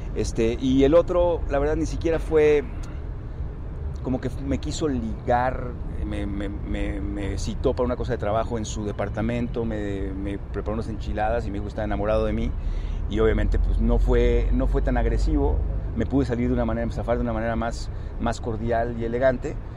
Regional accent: northern Mexico, Mexico; Yo soy norteño

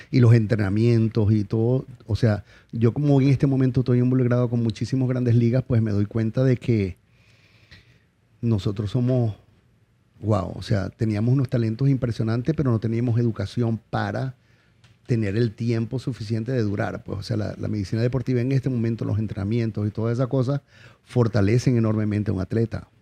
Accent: Venezuela; moved away as an adult; also born or lived in La Guaira / Puerto Ordaz; Como decimos en Venezuela, yo salí de la Guaira con el culo en dos manos

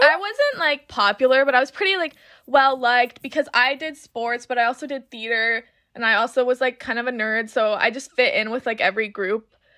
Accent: Winter Park, Florida, United States; also born or lived in Orlando; I'm from Orlando, but I actually grew up in Winter Park.

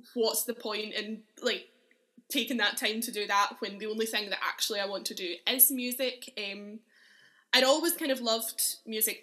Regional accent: Uddingston, Scotland, United Kingdom; also born or lived in Edinburgh; I grew up in Uddingston, which is a little town near Glasgow

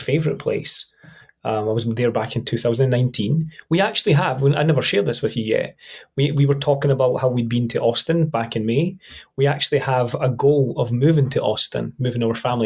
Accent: Scotland, United Kingdom; I am right on the Scottish-English border. I'm Scottish, just.

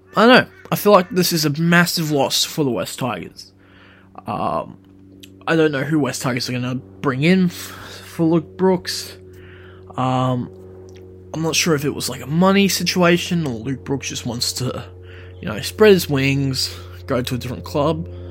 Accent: Queensland, Australia; I am a Queenslander

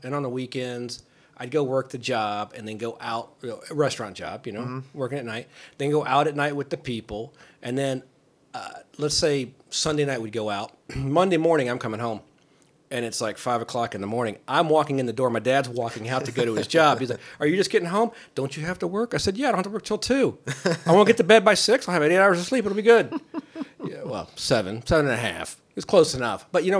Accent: Kentucky, United States; born there; also born or lived in California / Ohio; But no, I moved, I was born in Kentucky, moved to California, moved to two different places in Ohio.

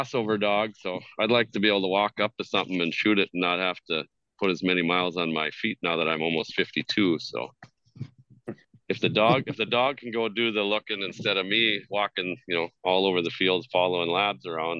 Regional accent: North Dakota, United States; now in Thief River Falls, United States; I grew up in North Dakota. I live in northwestern Minnesota right now in Thief River Falls, about an hour from Grand Forks.

